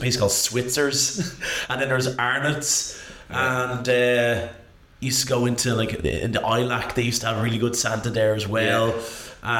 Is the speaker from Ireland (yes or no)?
yes; Rush, Leinster, Ireland; Growing up in Rush was great.